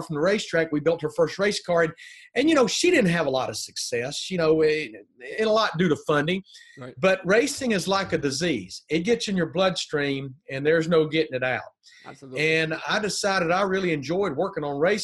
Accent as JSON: {"language": "English", "town": "Birmingham", "region": "Alabama", "country": "United States", "also_born_or_lived": "Charlotte, North Carolina", "moved": "as an adult", "said": "I'm from Birmingham, Alabama, an only child"}